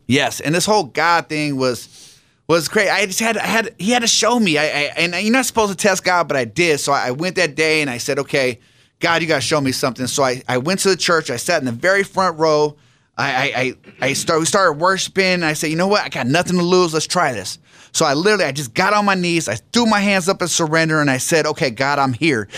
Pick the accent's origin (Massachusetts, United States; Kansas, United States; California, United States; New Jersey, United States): California, United States; San Diego; I grew up out here in San Diego